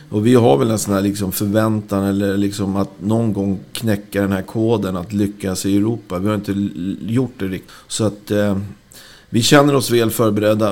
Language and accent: Swedish; Rö, Stockholm County, Sweden; i Röda där jag växte upp